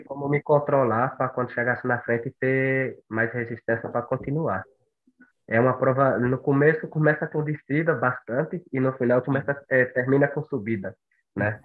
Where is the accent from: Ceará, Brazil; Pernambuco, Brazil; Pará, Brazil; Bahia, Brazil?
Bahia, Brazil; Monte Santo; moved away as an adult; now in São Paulo, Brazil; eu sou de Monte Santo, Bahia